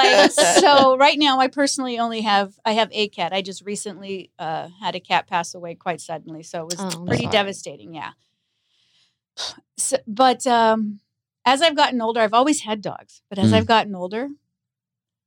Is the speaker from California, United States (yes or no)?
yes; Los Angeles, California, United States; growing up in Los Angeles, you know, that was Hollywood